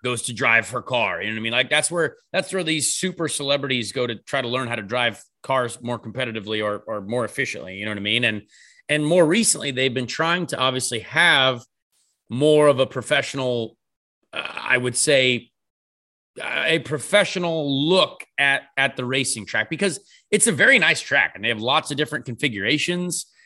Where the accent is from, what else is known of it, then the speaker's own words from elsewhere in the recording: United States; we're American